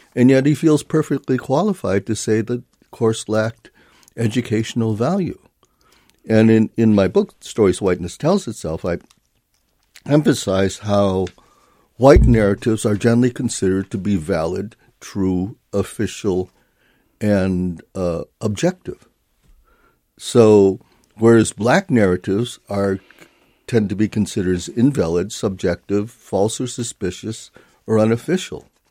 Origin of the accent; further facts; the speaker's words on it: Chicago, Illinois, United States; will ask me where I'm from, and I'll say, "Chicago